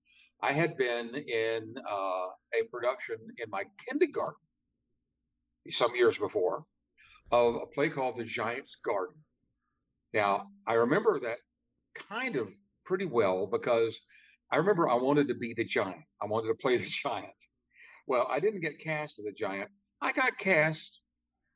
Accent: Shreveport, Louisiana, United States; I grew up in Louisiana, Northwest Louisiana

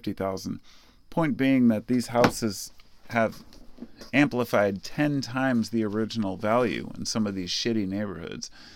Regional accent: Portland, Oregon, United States; I grew up in Portland. I've lived here my whole life

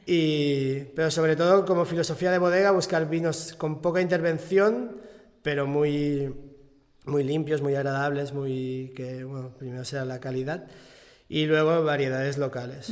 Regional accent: Catalonia, Spain; aquí, o sea, eh, en Cataluña o en España estamos acostumbrados

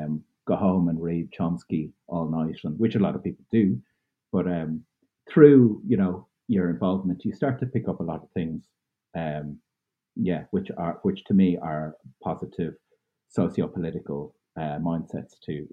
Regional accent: Dublin, Leinster, Ireland; also born or lived in Cork / Roscommon; I was born in Cork in the south of Ireland, and we moved to Dublin when I was 5, and then moving to Roscommon when I was 13.

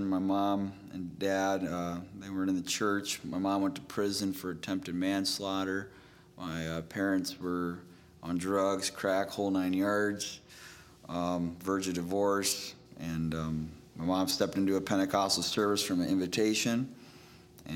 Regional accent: Chicago, Illinois, United States; moved away as an adult; also born or lived in Indiana; I was raised in the Chicagoland area most of my life, and then Indiana Bible College after 18.

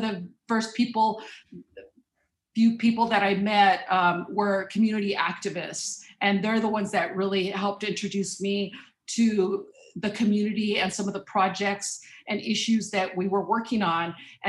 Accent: Watsonville, California, United States; also born or lived in Mexico; I was born in Mexico, so I'm a first generation immigrant. Came to the Pajaro Valley as a child, and I ended up attending public schools.

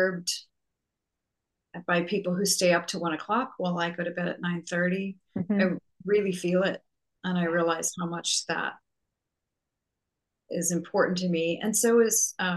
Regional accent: Canada; now in Virginia, United States; I grew up in Canada

